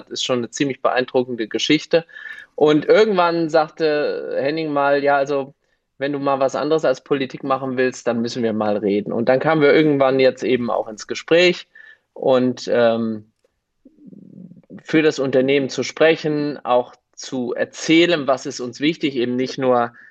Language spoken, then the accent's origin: German; Gelnhausen, Hesse, Germany; Und Vorsteher in Gelnhausen, das mache ich auch ganz gerne, weil es meine Heimatstadt ist.